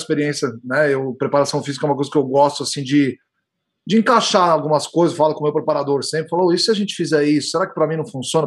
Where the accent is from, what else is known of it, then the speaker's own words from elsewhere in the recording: São Paulo, Brazil; moved away; Eu nasci em São Paulo, sou, sou de São Paulo